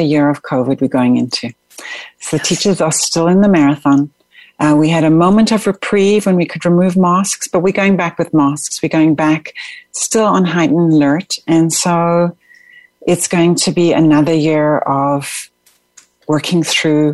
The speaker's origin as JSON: {"language": "English", "country": "South Africa", "tie": "born or raised there", "moved": "as an adult", "lives_now": "United States", "said": "growing up in South Africa, growing up in schooling of corporal punishment"}